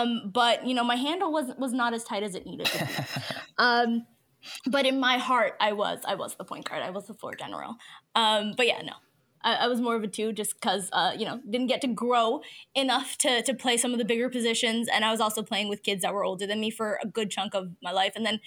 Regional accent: Toronto, Ontario, Canada; also born or lived in Mississauga; born and raised in Toronto and, live in Toronto still, but now I'm out on the East End.

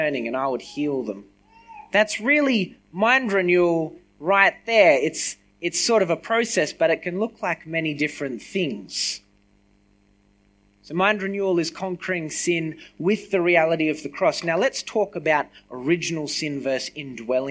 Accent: Griffith, New South Wales, Australia; I grew up in Griffith, right? I left for a couple of years. I came back

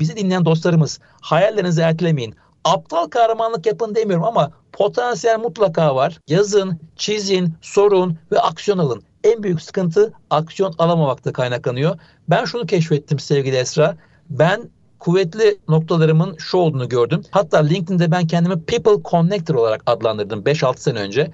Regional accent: Ankara, Turkey; moved away as an adult; now in Istanbul, Turkey; Ben Ankaralıyım. Yani ilk orta lise Ankara'da geçti.

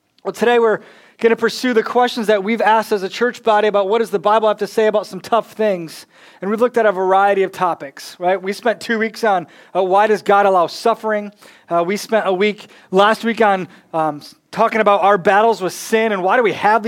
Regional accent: Michigan, United States; now in North Carolina, United States; I'm from Michigan

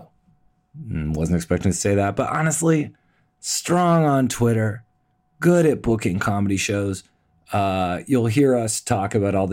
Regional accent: Toronto, Ontario, Canada; moved away as an adult; also born or lived in Los Angeles / New York; I'm born and raised, you know, here

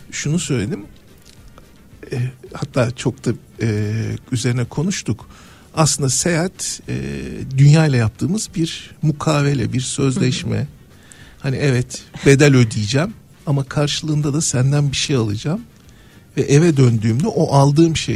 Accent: Manisa, Turkey; e, çocukluğum Manisa'da geçti. e, bisiklet, bisikletinle Manisa sokaklarını turluyorsun.

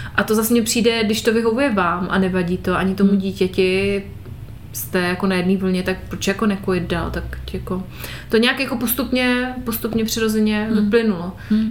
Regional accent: Moravia, Czechia; moved away; u nás na Moravě

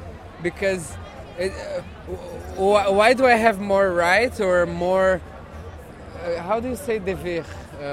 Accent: Brazil; English is a second language; And I would say we're Brazilians.

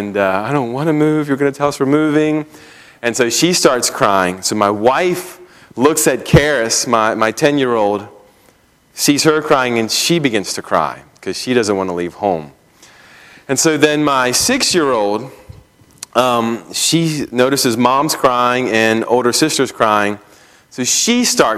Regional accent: just outside of Baltimore, Maryland, United States; moved away as an adult; also born or lived in Pennsylvania / St. Louis / Missouri / Minnesota; I grew up in Maryland, just outside of Baltimore

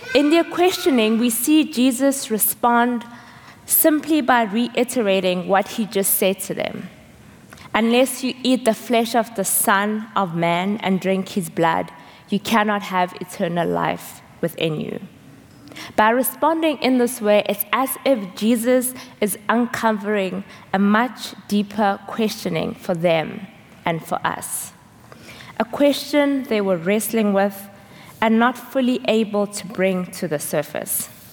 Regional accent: South Africa; moved away; I'm from South Africa

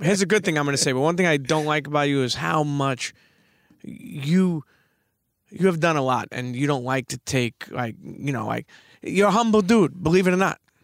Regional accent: New York City, New York, United States; moved away; I grew up in Brooklyn

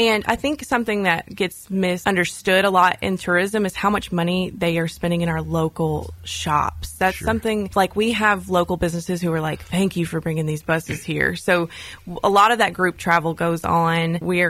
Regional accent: Gallatin, Tennessee, United States; also born or lived in Murfreesboro; Yeah, so I am from Gallatin. I've lived there most all of my life. And I went to Gallatin High School.

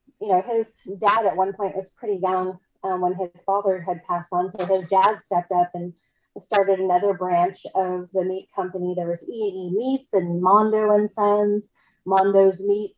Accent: Bremerton, Washington, United States; I'm from a city that's not too far away from Seattle, Bremerton. It's right across the water

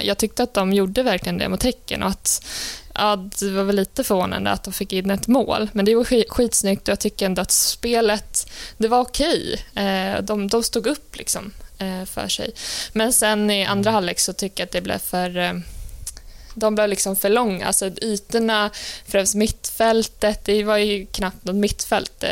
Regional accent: Sweden; jag tycker man som svensk

